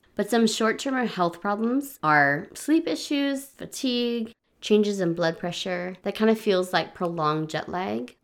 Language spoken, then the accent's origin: English; Hawaii, United States; moved away as an adult; I grew up in Hawaii where we did not change the clocks at all